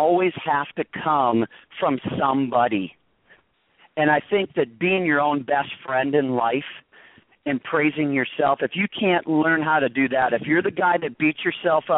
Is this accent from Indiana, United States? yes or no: no; Michigan, United States; now in La Quinta, United States; I'm from Michigan originally